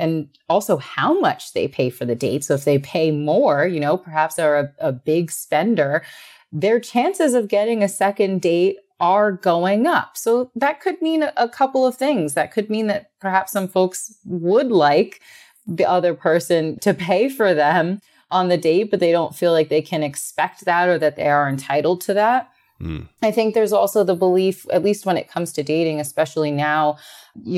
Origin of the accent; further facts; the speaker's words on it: New York, United States; being a New Yorker